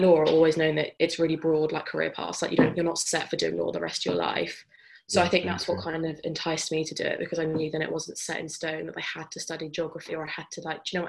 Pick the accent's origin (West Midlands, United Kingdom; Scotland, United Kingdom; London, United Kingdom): London, United Kingdom; I'm in third year and I'm from Northwest London.